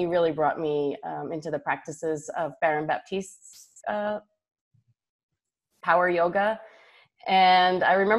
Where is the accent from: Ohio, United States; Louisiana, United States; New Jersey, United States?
New Jersey, United States; also born or lived in New York City / Houston / Austin / San Francisco; now in Oklahoma City, United States; I'm from New Jersey. I lived in New York City, Houston, Austin, San Francisco, San Diego, and Singapore have all been home. And here I am in choosing Oklahoma City.